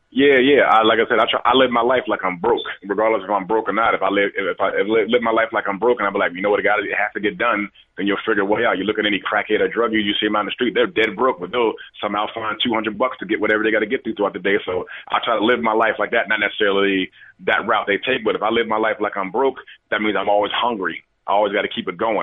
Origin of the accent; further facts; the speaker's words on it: Maryland, United States; also born or lived in Washington, D.C.; I was born in Washington D.C. and I, but it was only a couple years. But I was raised out in Maryland, so I'm always a Maryland guy